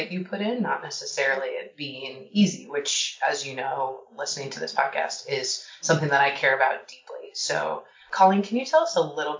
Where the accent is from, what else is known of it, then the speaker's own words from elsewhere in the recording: Portland, Oregon, United States; now in Washington, D.C., United States; I'm actually from Portland